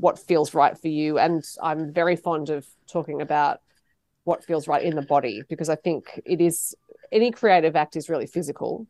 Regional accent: Sydney, New South Wales, Australia; I grew up near Manly

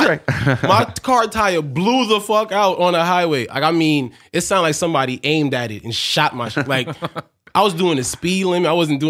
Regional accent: New York City, New York, United States; Born in Brooklyn, Bed-Stuy. Okay. And then moved to Canarsie. Moved from Canarsie to Bushwick, and then from Bushwick to South Jamaica, Queens.

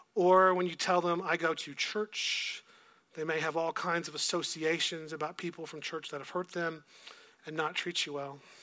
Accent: Texas, United States; moved away; I was from Texas

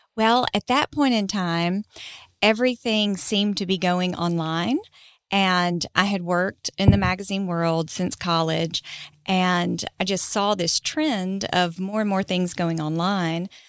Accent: Huntsville, Alabama, United States; also born or lived in New Hope, Alabama; I grew up in Huntsville

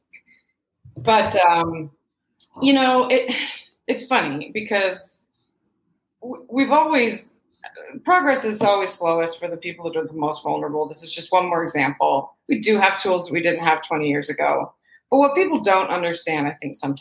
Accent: Michigan, United States; also born or lived in Pacific Northwest; now in California, United States; I grew up in Michigan.

